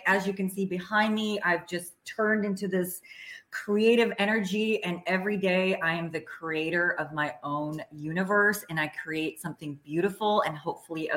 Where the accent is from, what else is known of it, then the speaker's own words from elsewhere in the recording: Washington, District of Columbia, United States; moved away as an adult; also born or lived in Czechoslovakia; now in Sarasota, United States; I grew up in former communist Czechoslovakia, very oppressive sort of regime. And then I grew up in Washington, D.C.